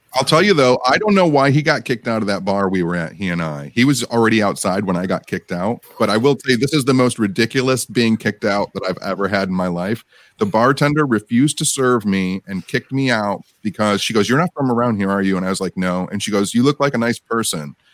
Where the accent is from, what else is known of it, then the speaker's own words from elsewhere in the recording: Michigan, United States; growing up in Michigan